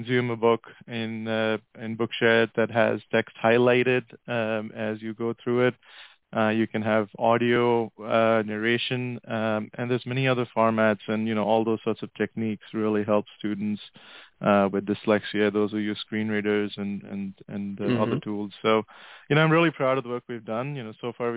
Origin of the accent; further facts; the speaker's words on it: India; moved away as an adult; also born or lived in Oman / Atlanta, United States / Pittsburgh, United States; now in United States; I grew up in India and in Oman, which is in the Gulf in the Middle East